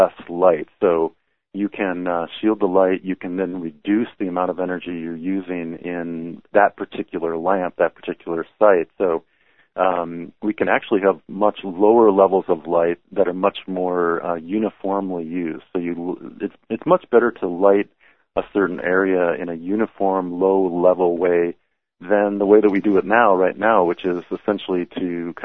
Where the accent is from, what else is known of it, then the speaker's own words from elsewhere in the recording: Minnesota, United States; as a child growing up in Minnesota